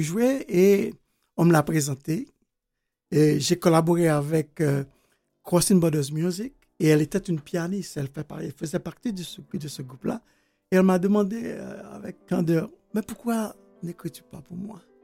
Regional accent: Haiti; moved away as an adult; also born or lived in Port-au-Prince; je suis né en Haïti, j'ai grandi en Haïti.

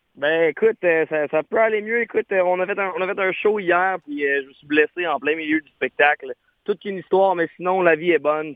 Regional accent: Quebec, Canada; on est québécois, on est fiers d'être francophone

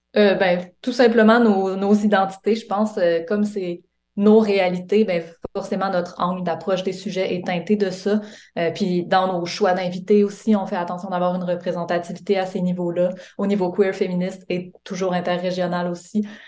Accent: Quebec, Canada; moved away as an adult; now in Montreal, Canada; J'ai grandi au Lac-Saint-Jean

